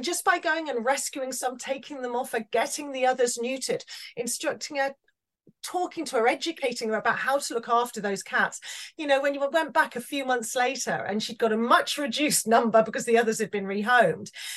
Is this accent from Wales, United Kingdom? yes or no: yes; Wales, United Kingdom; it was very much a Welsh farm and a Welsh community